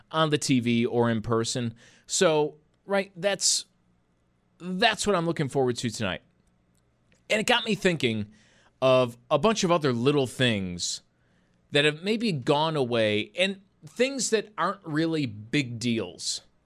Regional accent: Buffalo, New York, United States; I grew up in Buffalo

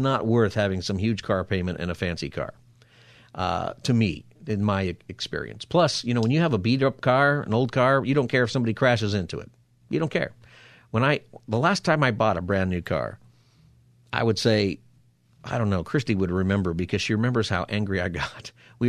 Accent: Palmdale, California, United States; I remember as a kid all the time growing up in Palmdale area and my dad talking about the drought and saving water

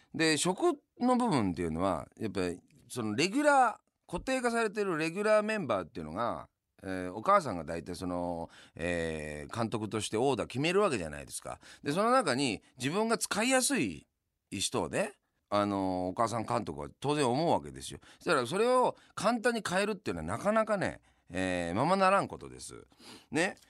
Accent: Yamanashi, Japan; now in Tokyo, Japan; 僕は山梨の出身なんで東日本の出身じゃないですか

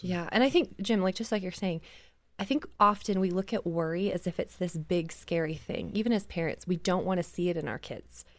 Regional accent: Canada; I grew up in Canada, right? So we're, like, wearing coats all the time

